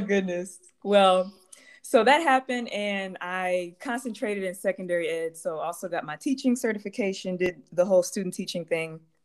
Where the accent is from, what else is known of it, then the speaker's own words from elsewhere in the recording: Baton Rouge, Louisiana, United States; moved away as an adult; now in Chicago, United States; I grew up in Baton Rouge